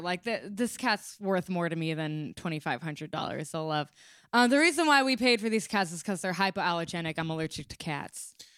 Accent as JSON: {"language": "English", "region": "California", "country": "United States", "tie": "born or raised there", "moved": "yes", "said": "I grew up in California"}